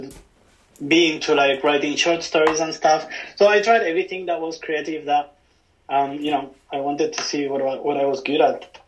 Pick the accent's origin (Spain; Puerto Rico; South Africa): Spain; moved away as an adult; also born or lived in London; now in Tokyo, Japan; I'm from Spain. I'm uh, from a small hometown, well, not so small, but like mid-sized city in between Madrid and Barcelona. And uh, you know, I spent there like 25 years